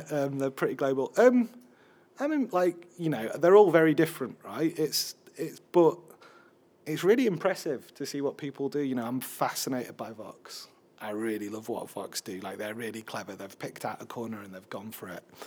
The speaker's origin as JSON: {"language": "English", "town": "Sheffield", "region": "Yorkshire and the Humber", "country": "United Kingdom", "said": "I'm a middle-aged white man, even though I'm from Sheffield"}